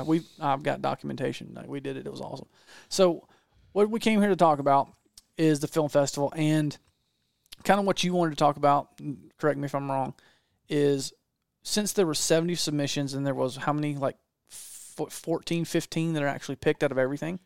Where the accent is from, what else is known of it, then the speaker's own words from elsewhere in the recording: Georgia, United States; I'm not from Texas. I'm from Georgia.